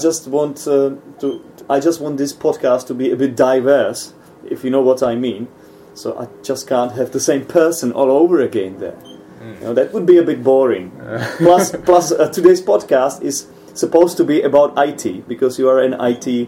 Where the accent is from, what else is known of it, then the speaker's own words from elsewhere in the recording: Czechia; English is a second language; you are my countryman, so it doesn't make much sense talking to each other in English here.